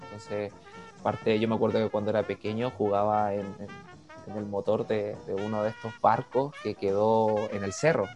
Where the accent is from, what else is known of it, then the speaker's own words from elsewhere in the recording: Arica, Arica y Parinacota, Chile; yo soy de Arica, entonces soy fanático de, mi ciudad donde yo nací